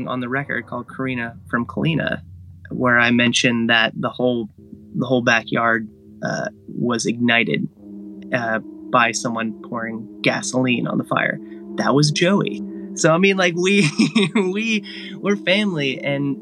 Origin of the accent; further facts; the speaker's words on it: Agoura Hills area, California, United States; I visited his grave, which is located just outside my hometown